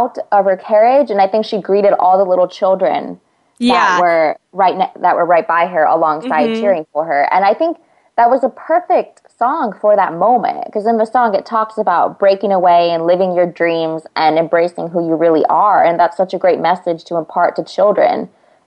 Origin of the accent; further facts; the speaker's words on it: California, United States; I'm from California right now